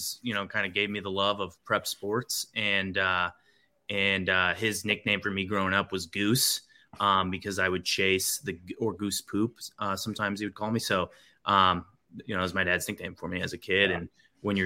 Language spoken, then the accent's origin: English; Lowell, Michigan, United States; also born or lived in Grand Rapids, Michigan; I grew up just outside of Grand Rapids in Lowell